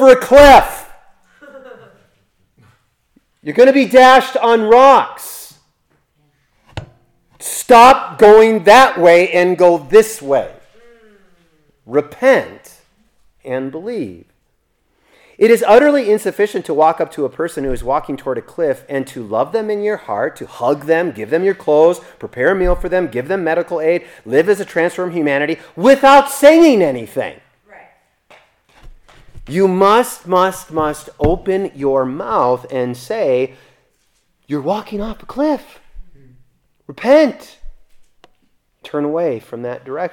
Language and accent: English; United States; I'm an American citizen